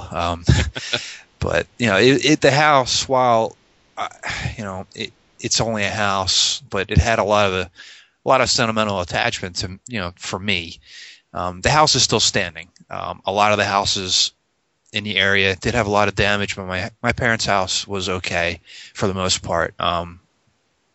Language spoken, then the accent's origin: English; North Wildwood, New Jersey, United States; I grew up in South Jersey, actually North Wildwood, and I lived in the same house for